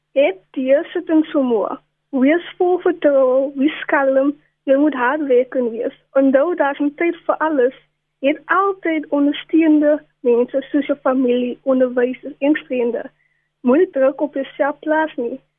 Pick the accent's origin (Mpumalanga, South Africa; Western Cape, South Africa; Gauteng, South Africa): Western Cape, South Africa; Cape Town; ek het grootgeword in Wesbank